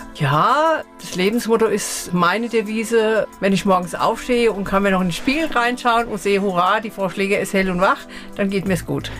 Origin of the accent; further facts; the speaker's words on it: Eckelsheim, Rhineland-Palatinate, Germany; also born or lived in Offenheim; now in Sprendlingen, Germany; 64 sind wir von Offenheim nach Eckelsheim gezogen. Da habe ich meine Kindheit verbracht.